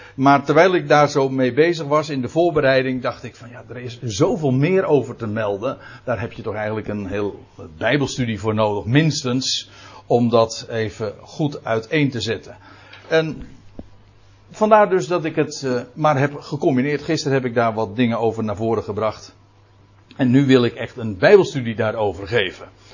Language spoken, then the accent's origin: Dutch; Netherlands